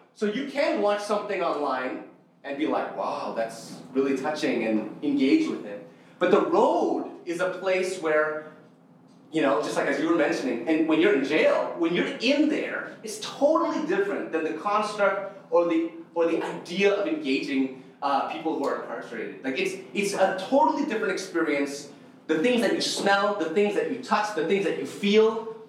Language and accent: English; Toronto, Ontario, Canada; I'm Indonesian. Uh, Indonesian, born and raised here, born and raised in North York